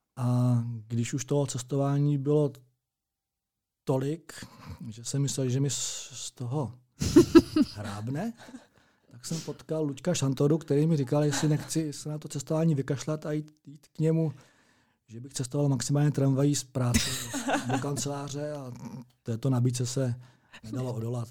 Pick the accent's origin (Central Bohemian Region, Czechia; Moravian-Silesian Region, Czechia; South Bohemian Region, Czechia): South Bohemian Region, Czechia; Strakonice; moved away as an adult; now in Plzeň, Czech Republic; narodil jsem se ve Strakonicích, absolvoval jsem tam základní a střední docházku, to znamená základní školu a gymnázium